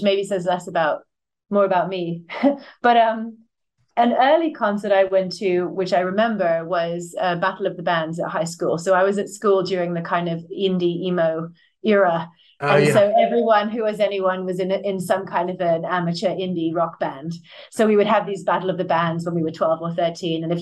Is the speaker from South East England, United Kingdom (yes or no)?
yes; Buckinghamshire, South East England, United Kingdom; I grew up in Buckinghamshire